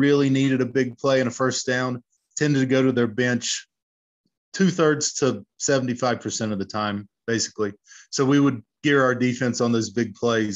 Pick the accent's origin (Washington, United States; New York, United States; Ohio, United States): Ohio, United States; Wheelersburg; I grew up in Wheelersburg, Ohio, which is right on the southern border of Ohio and Kentucky, right on the Ohio River